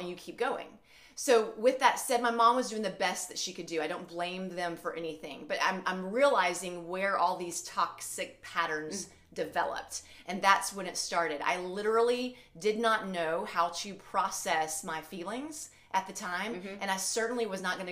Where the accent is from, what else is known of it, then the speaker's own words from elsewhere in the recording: Alabama, United States; moved away as an adult; also born or lived in St. Louis area; now in St. Louis, United States; I'm originally from Alabama, but I live in the St. Louis area